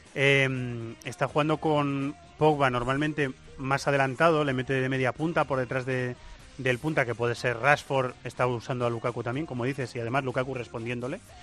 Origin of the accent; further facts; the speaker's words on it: Cuenca, Castilla-La Mancha, Spain; moved away as an adult; now in Madrid, Spain; mis raíces conquenses, ¿eh? que nadie de Cuenca se me enfade, pero es que mi ciudad ya, es, llevo la mitad de mi vida viviendo en Madrid